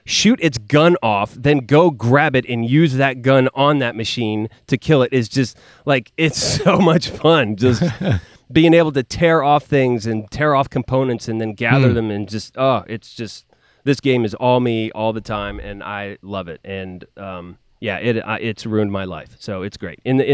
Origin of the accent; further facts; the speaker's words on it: California, United States; I'm from California.